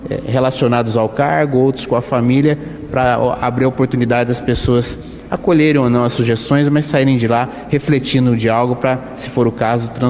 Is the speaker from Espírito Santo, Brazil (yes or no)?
no; Ourinhos, São Paulo, Brazil; Eu sou natural de Ourinhos.